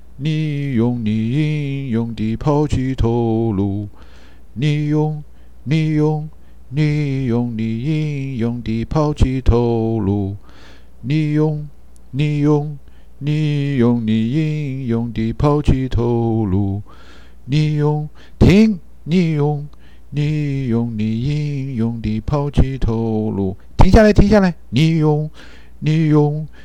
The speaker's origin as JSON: {"language": "Chinese", "region": "Guizhou", "country": "China", "moved": "yes", "said": "作为贵州人到外面混吧， 顺利的时候还行。 那不顺利的时候啊，迟早会有人说你黔驴技穷。 好像我们贵州老产驴似的"}